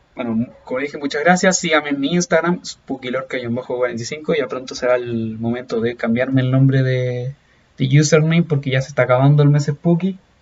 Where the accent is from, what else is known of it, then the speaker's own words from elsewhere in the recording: Chile; yo soy chileno